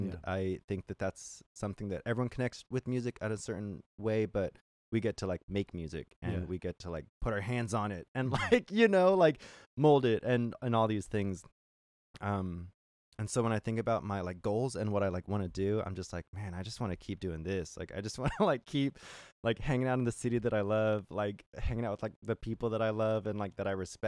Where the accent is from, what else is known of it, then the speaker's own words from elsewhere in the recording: California, United States; now in Seattle, United States; And I, like I said, I came from California where, you know, like you want to play music, people are like, oh, like, you know, they kind of gatekeep a lot of like music opportunities